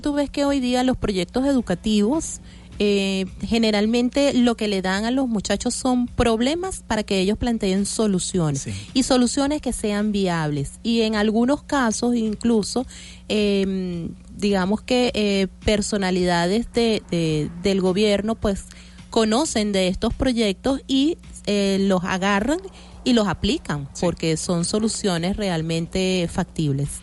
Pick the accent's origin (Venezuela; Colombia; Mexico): Venezuela